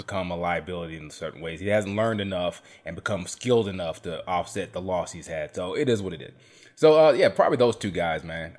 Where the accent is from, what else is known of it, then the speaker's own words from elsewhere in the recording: South Carolina, United States; I grew up in South Carolina